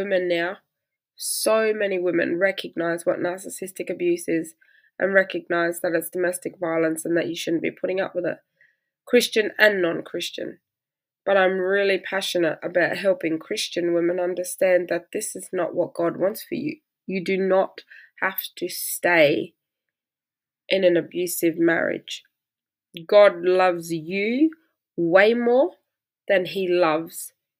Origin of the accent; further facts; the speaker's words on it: Australia; I'm Australian